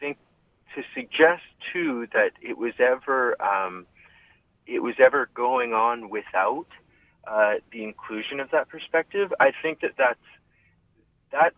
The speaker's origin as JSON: {"language": "English", "town": "Saskatoon", "region": "Saskatchewan", "country": "Canada", "tie": "born or raised there", "said": "I was born in Saskatoon"}